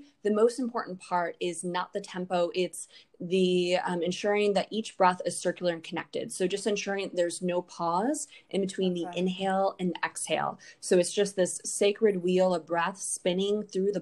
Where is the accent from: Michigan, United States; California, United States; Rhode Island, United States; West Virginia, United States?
Michigan, United States; Hudsonville; I grew up in Hudsonville, which is, you know, about 20 minutes southwest of Grand Rapids